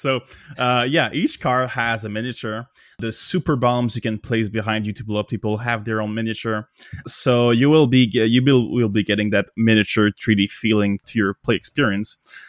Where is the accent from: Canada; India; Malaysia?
Canada; I'm from Canada.